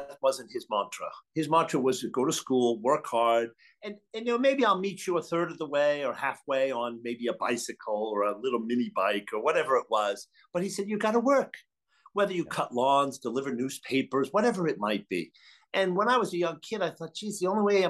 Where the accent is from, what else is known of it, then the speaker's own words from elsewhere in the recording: Hingham, Massachusetts, United States; I grew up in the South Shore of Boston in a town called Hingham.